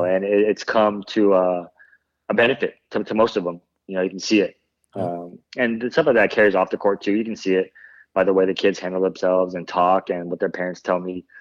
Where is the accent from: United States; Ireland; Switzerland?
United States; Bay Area, California; I grew up in the Bay Area, so I was always a, a Warriors fan.